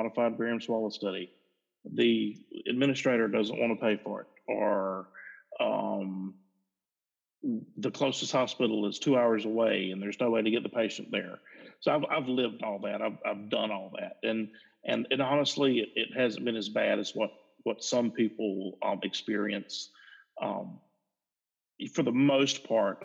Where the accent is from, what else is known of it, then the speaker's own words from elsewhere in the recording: rural South Georgia, United States; I'm in rural South Georgia